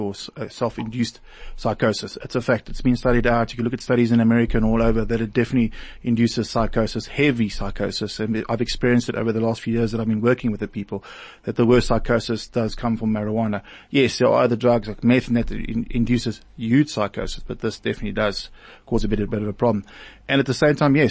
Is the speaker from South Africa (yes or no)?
yes; East Rand, Germiston and Boksburg area, Gauteng, South Africa; I come from the Wild East Rand, Germiston and Boksburg area